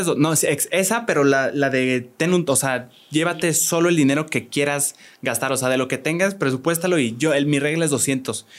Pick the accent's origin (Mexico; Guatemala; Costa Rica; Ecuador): Mexico; Querétaro; yo nací aquí en Querétaro